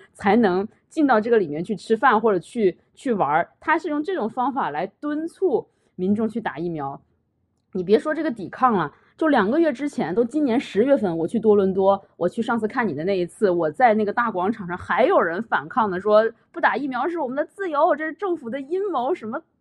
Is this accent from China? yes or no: yes; China; also born or lived in Quebec, Canada; now in Canada; 我们中国人